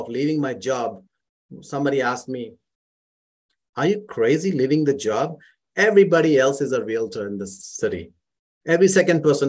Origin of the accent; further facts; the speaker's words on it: Mumbai, Maharashtra, India; moved away as an adult; now in Calgary, Canada; I grew up in India, in Mumbai